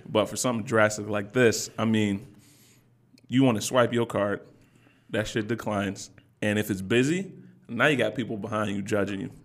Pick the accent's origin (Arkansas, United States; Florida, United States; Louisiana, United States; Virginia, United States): Virginia, United States; Virginia Beach; now in Detroit, United States; I'm from Virginia Beach all day.